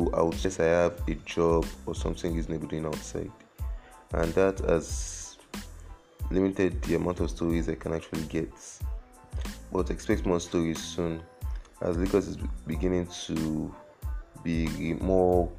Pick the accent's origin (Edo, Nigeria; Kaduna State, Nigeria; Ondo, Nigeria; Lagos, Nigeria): Lagos, Nigeria; I was born in Lagos, brought up in Lagos, I have never left Lagos in my life.